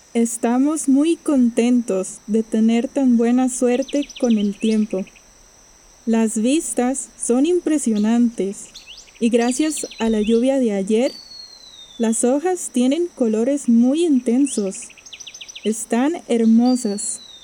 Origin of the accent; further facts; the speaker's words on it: Costa Rica; soy de Costa Rica